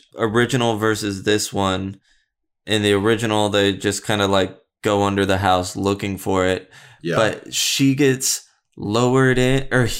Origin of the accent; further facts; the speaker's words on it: United States; I'm an American